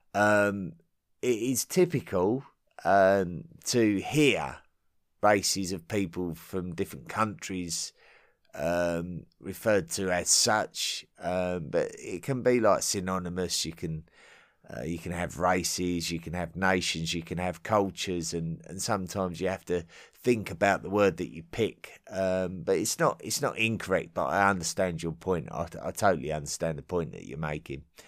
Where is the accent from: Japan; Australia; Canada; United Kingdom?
United Kingdom; England; As an Englishman and someone who loves the history of my country